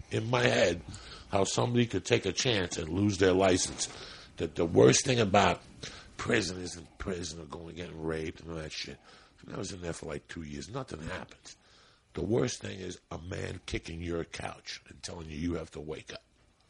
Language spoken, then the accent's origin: English; Cuba; now in United States; When I first came from Cuba, we lived on 205 West 88th Street.